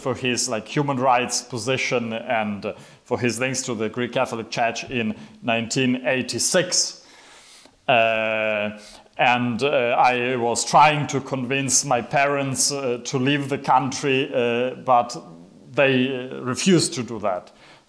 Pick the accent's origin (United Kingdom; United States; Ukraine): Ukraine; Ivano-Frankivsk, Ivano-Frankivsk Oblast; I grew up in Ivano-Frankivsk, which is not far from the Polish, Hungarian, Romanian border.